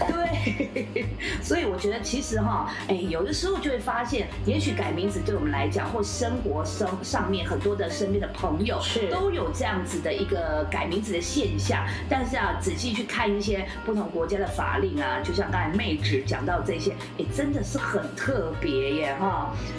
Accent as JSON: {"language": "Chinese", "country": "Taiwan", "said": "我们台湾人"}